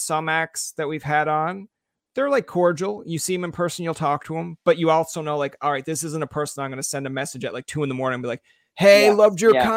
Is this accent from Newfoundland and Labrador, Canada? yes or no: yes; Newfoundland and Labrador, Canada; I'm a Newfoundlander born and raised